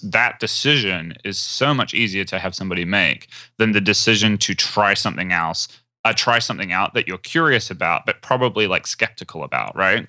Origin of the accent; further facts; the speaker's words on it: New Zealand; I'm from New Zealand.